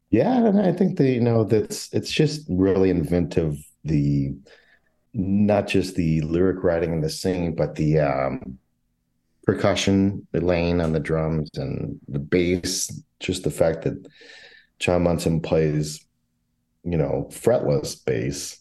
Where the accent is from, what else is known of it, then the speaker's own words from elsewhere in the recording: St. Louis, Missouri, United States; now in Chicago, United States; I grew up in the St. Louis area.